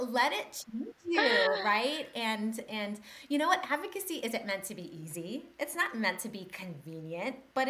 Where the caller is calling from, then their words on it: Tennessee, United States; I am coming from Tennessee in the U.S., but I have family in Calgary.